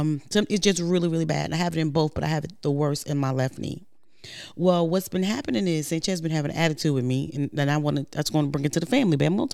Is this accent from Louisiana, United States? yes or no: no; New York, United States; I'm from New York.